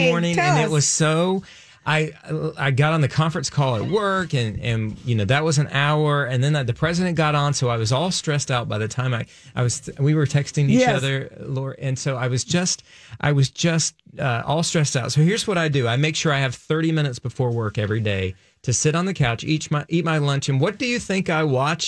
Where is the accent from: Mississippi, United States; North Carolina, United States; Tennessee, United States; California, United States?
North Carolina, United States; I grew up in the South and in North Carolina